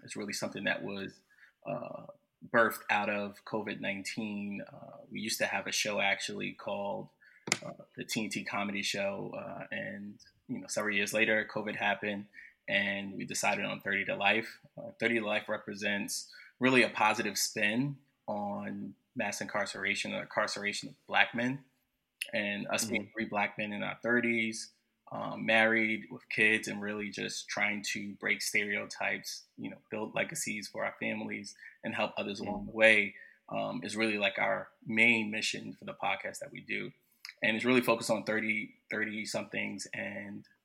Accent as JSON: {"language": "English", "region": "New Jersey", "country": "United States", "tie": "born or raised there", "moved": "yes", "lives_now": "New York, United States", "said": "I am originally from Jersey, born and raised. Jersey born, Jersey raised"}